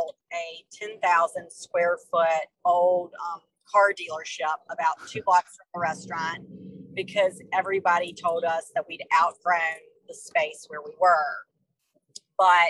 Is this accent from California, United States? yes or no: no; Tarboro, North Carolina, United States; moved away as an adult; also born or lived in New York / Atlantic City, New Jersey; We came home that summer to my hometown, Tarboro